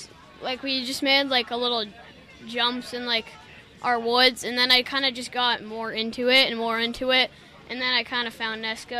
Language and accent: English; Franklin, Massachusetts, United States; Franklin, Massachusetts.